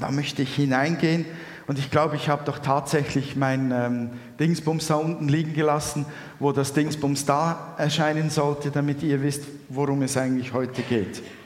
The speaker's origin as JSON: {"language": "German", "country": "Switzerland", "said": "bei uns in der Schweiz. wo die Welt noch in Ordnung ist"}